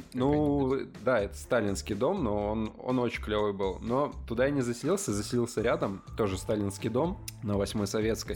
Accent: Leningrad Oblast, Russia; moved away as an adult; also born or lived in Saint Petersburg; я из, из Ленобласти

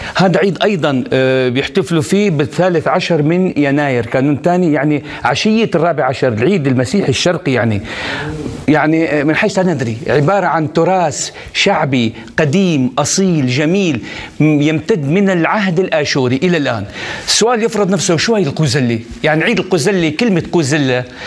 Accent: Syria; وانا من سوريا كمان

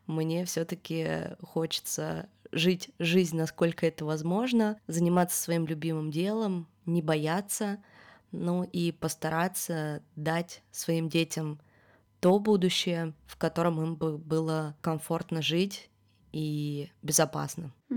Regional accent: Yekaterinburg, Sverdlovsk Oblast, Russia; moved away as an adult; now in Georgia; до этого всю свою жизнь я прожила в одном городе

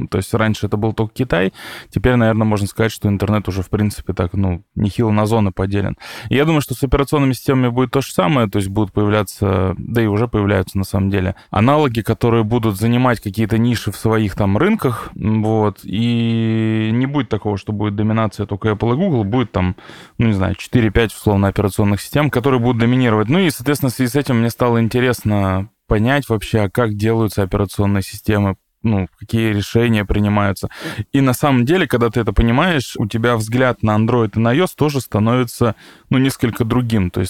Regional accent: Tomsk, Tomsk Oblast, Russia; я и сам из Томска, и там есть такой вот Томский университет систем управления радиоэлектроники, ТУСУР

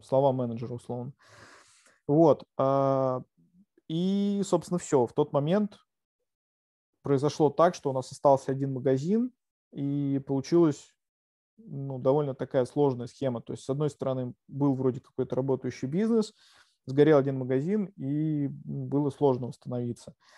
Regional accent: Yelets, Lipetsk Oblast, Russia; now in Moscow, Russia; я сам родом из Ельца, из провинции

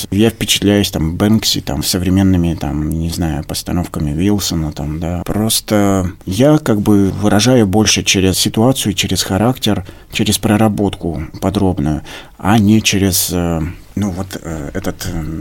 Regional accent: Baranchinsky, Sverdlovsk Oblast, Russia; born there; А, я родился на Урале, в небольшом поселке, поселок Барянчинский, это недалеко от Нижнего Тагила.

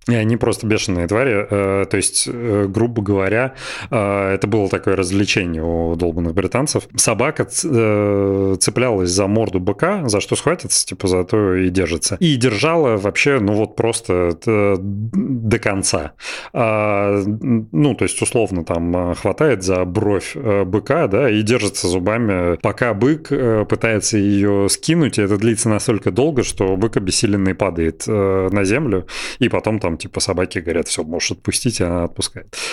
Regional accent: Belgorod, Belgorod Oblast, Russia; всё детство прошло в Белгороде

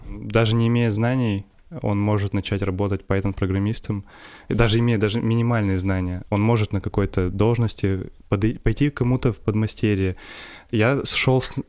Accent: Perm, Perm Krai, Russia; also born or lived in Chusovoy, Russia; меня родители перевезли из маленького города э, в детстве, когда мне было 7 лет, в Пермь

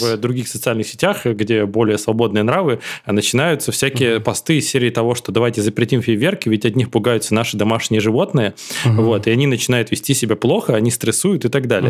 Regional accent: Cherepovets, Vologda Oblast, Russia; moved away as an adult; я потом уехал из Череповца

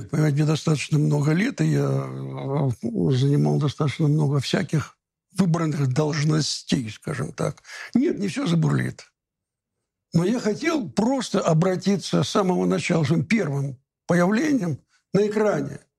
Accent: Moscow, Russia; born there; Я родился в Москве и довольно часто здесь бываю.

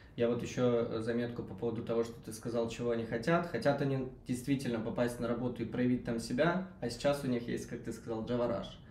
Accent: Belgorod, Belgorod Oblast, Russia; moved away; я сам из Белгорода, который, собственно, к Воронежу не так уж и далеко

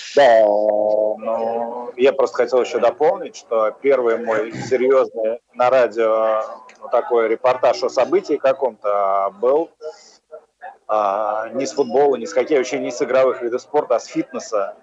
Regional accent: Ulyanovsk, Ulyanovsk Oblast, Russia; я родом из Ульяновска

